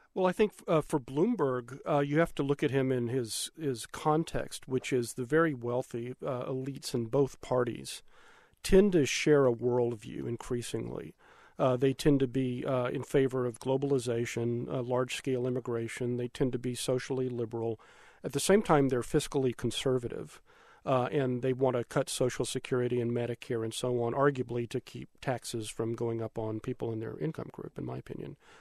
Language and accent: English; Austin, Texas, United States; I'm a fifth generation native of Austin, Texas, uh, in Central Texas